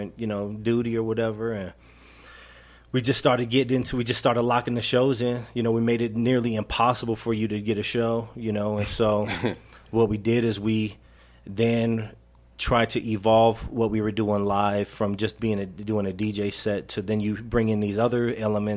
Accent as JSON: {"language": "English", "town": "Denver", "region": "Colorado", "country": "United States", "tie": "born or raised there", "said": "I grew up in Montbello, so I'm good friends with Interstate"}